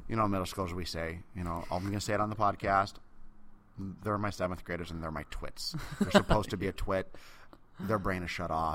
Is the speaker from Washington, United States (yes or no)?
yes; Seattle, Washington, United States; I'm from Seattle